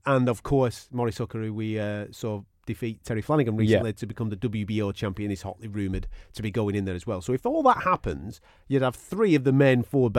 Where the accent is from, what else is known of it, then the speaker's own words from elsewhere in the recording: United Kingdom; us as British fight fans